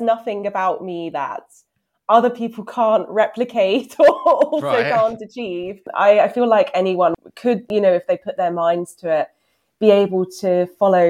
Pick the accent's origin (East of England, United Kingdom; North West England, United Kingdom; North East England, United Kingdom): East of England, United Kingdom; Hertfordshire; So I'm actually from Hertfordshire, but very close to London.